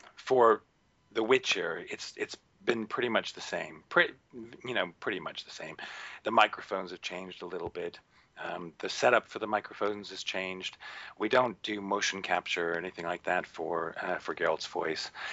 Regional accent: United States; moved away as an adult; now in United Kingdom; I grew up in the States. I did all my training in the States

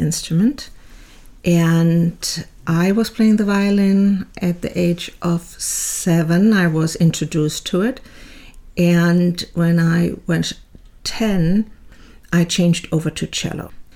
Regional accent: Bad Kreuznach, Rhineland-Palatinate, Germany; moved away; I was born in Bad Kreuznach at the time West Germany, and into a typical middle class family

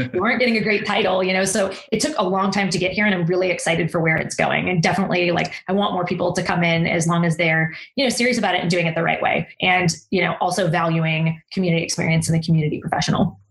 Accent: Texas, United States; also born or lived in Austin, Texas; I'm a Texan

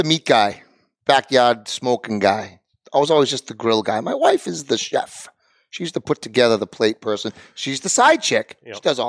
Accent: New England, United States; I'm from New England too

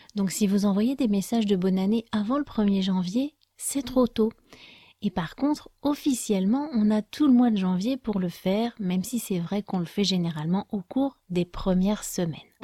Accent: France; je suis française

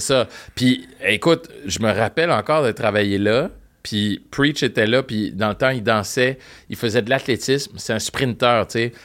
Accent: Montreal, Quebec, Canada; first language French; j'ai grandi à Parkex

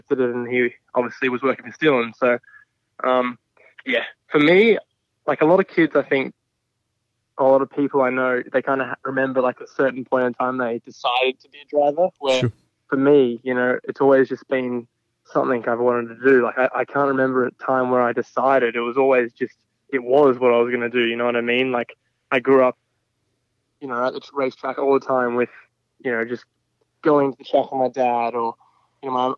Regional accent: Australia; also born or lived in California, United States; I left California when I was, I think, 2 or 3. And then, we flew, obviously, over to Australia. And then, I grew up in Australia.

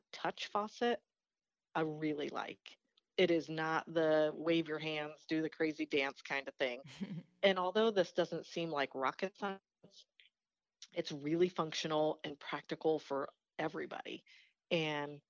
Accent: Pennsylvania, United States; moved away as an adult; also born or lived in Philadelphia; now in Indianapolis, United States; I'm from Pennsylvania. I was born and raised there and left.

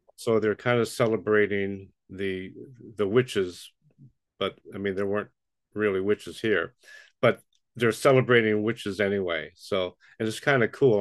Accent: New York City, New York, United States; moved away; I grew up in Brooklyn, New York

